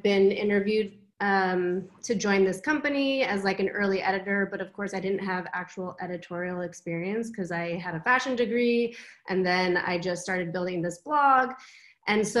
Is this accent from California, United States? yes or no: yes; Southern California, United States; moved away as an adult; also born or lived in San Francisco Bay Area / New York; now in Amsterdam, Netherlands; I actually was born and raised in California, so I spent most of my life there. I was raised in Southern California and moved up to the Bay Area right after high school